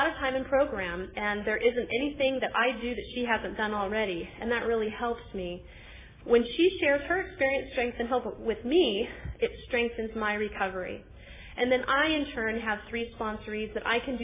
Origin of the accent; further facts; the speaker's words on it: Susanville, California, United States; I'm from Susanville, which is a very small town in Northern California